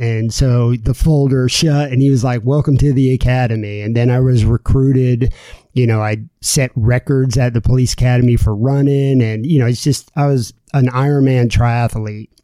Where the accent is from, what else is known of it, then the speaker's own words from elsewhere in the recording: Florida, United States; also born or lived in New Jersey; I grew up and lived in Florida, um, but I was born in New Jersey.